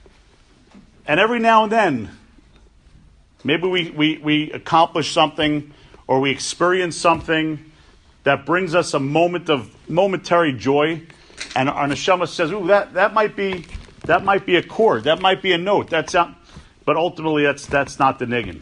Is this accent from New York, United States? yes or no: yes; New York City, New York, United States; I grew up on the Upper West Side of Manhattan.